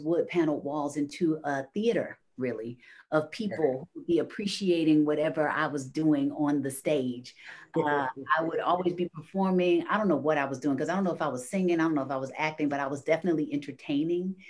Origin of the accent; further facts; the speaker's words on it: Chicago, Illinois, United States; I'm from Chicago.